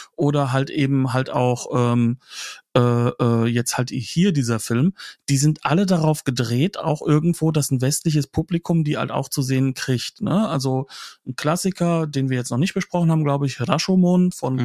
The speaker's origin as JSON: {"language": "German", "country": "Germany", "said": "bei uns in Deutschland"}